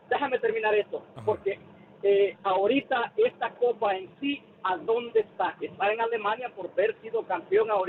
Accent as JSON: {"language": "Spanish", "country": "El Salvador", "moved": "yes", "lives_now": "Frisco, United States", "said": "yo soy salvadoreño"}